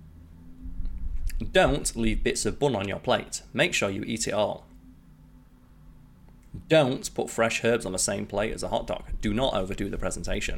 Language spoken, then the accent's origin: English; United Kingdom; me being British